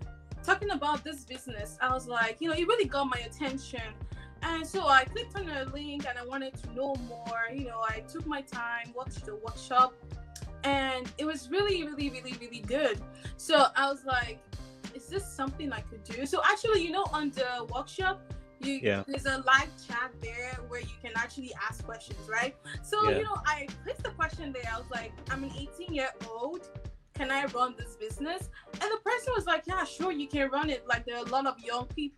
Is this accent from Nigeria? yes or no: yes; Nigeria; moved away as an adult; now in Montreal, Canada; I'm originally from Nigeria. I immigrated to Canada for over 4 years now.